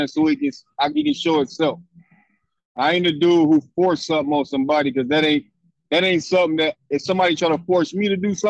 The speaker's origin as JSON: {"language": "English", "town": "Cincinnati", "region": "Ohio", "country": "United States", "tie": "born or raised there", "said": "I'm from downtown Cincinnati, born and raised, right?"}